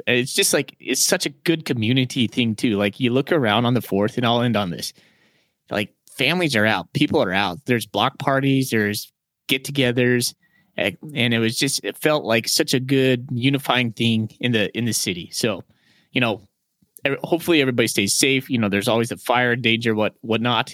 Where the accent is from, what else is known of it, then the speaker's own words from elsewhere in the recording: Great Falls, Montana, United States; now in Spokane, United States; I grew up in Great Falls, Montana